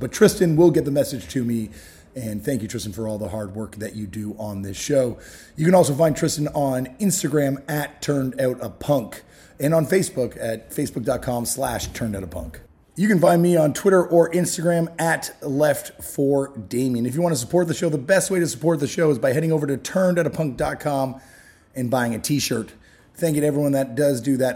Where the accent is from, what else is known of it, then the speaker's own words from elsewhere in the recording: Toronto, Ontario, Canada; growing up in Toronto